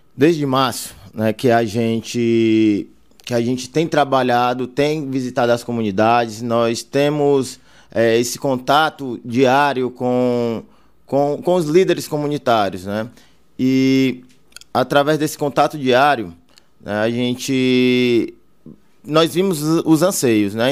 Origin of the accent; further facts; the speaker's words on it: Fortaleza, Ceará, Brazil; now in Baturité, Brazil; nasci em Fortaleza, mas minha família toda é de Baturité, meus pais são de Baturité, é, hoje eu moro nas Areias